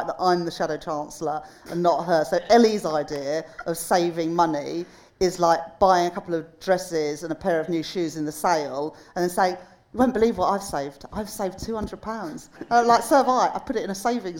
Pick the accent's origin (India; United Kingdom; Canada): United Kingdom; the North, the north of England; as a Northerner